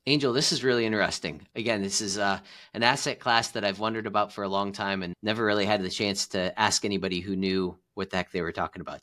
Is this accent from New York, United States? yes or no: no; Cleveland, Ohio, United States; I'm from Cleveland, Ohio